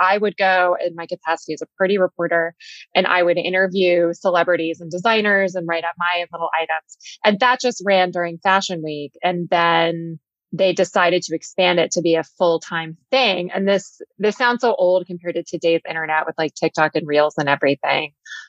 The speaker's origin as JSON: {"language": "English", "region": "Texas", "country": "United States", "tie": "born or raised there", "said": "I had this idea of it based on growing up in Texas and loving magazines."}